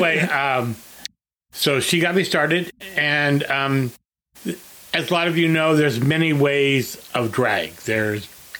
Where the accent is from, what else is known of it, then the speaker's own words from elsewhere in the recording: Pleasant Hill, California, United States; also born or lived in Oakland, California / Walnut Creek, California; now in Palm Springs, United States; We left Oakland and moved to Pleasant Hill, and then from there, we lived there for our whole life